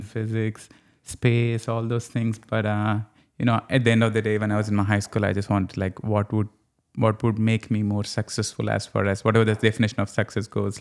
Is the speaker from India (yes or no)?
yes; Telangana, India; moved away as an adult; now in Louisiana, United States; I'm from a state called Telangana